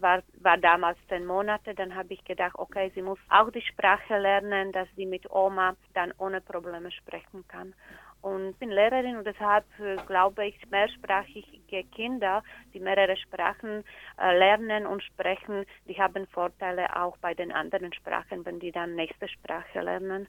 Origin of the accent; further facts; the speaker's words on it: Slovakia; German is a second language; now in Munich, Germany; Wir fühlen uns als Deutsche, aber wir sind auch Slowake, wir sind eigentlich beide.